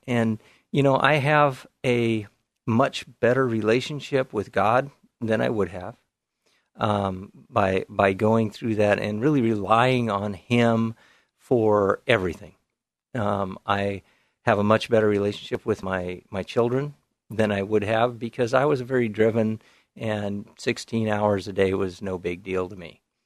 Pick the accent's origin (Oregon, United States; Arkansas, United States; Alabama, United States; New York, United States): Oregon, United States; Whiskey Hill; I grew up in the Canby area, out in the farm country in the big town of Whiskey Hill